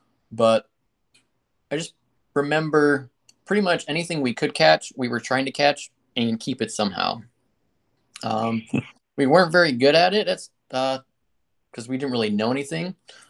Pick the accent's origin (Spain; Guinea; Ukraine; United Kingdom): Guinea; So Mike and I had the privilege of growing up in West Africa. Our parents were missionaries in Guinea. So we went there when I was 3 years old.